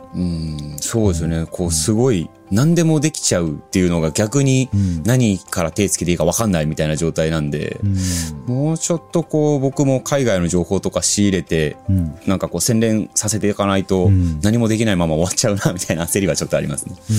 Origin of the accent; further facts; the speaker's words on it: Osaka, Japan; also born or lived in United Kingdom; now in Tokyo, Japan; イギリス生まれ、大阪育ち